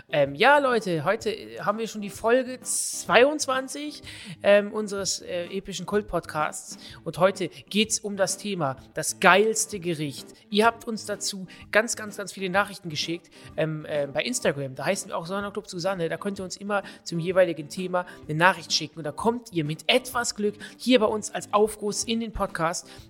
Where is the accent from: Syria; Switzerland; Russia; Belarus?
Switzerland; now in London, United Kingdom; Ich wohne seit einem Jahr in London und vermisse meine Heimat, die Schweiz, in kulinarischer Hinsicht